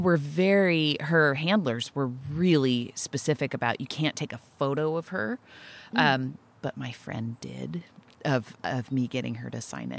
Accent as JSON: {"language": "English", "town": "Nipomo", "region": "California", "country": "United States", "tie": "born or raised there", "said": "And the church, I grew up in Napomo, this little Presbyterian church"}